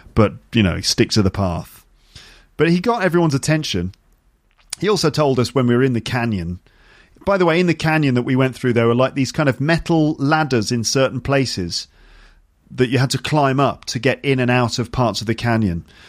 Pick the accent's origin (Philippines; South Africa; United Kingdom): United Kingdom; me as a British person